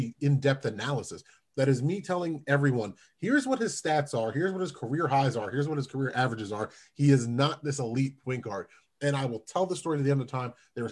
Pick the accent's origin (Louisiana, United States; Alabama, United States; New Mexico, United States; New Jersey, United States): New Jersey, United States; my home state